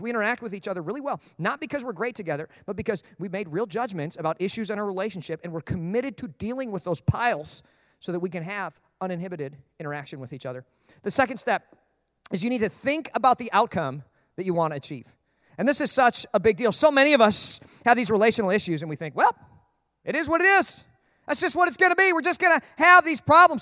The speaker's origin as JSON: {"language": "English", "region": "Minnesota", "country": "United States", "tie": "born or raised there", "said": "growing up in Minnesota, everybody had a dog."}